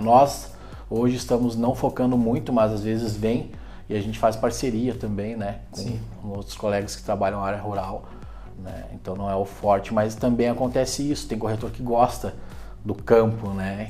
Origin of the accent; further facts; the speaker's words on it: Canela, Rio Grande do Sul, Brazil; moved away as an adult; now in Gramado, Brazil; em Canela, agora estou residindo em Gramado